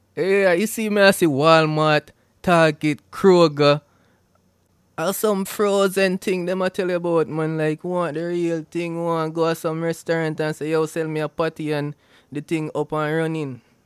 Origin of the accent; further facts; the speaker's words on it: Jamaica; now in United States; I'm a Jamaican